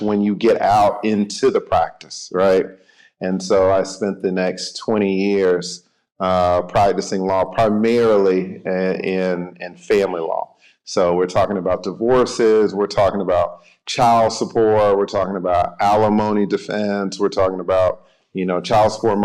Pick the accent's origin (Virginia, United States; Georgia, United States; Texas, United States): Georgia, United States; Atlanta; I am from Atlanta, Georgia